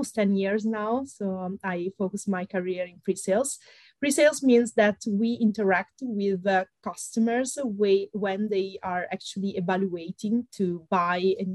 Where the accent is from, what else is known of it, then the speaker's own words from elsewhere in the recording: Italy; accent: Italian; English is a second language; moved away as an adult; also born or lived in Milan; I am Italian, as you can hear from my accent, probably. I'm based in Milan. I was born in Italy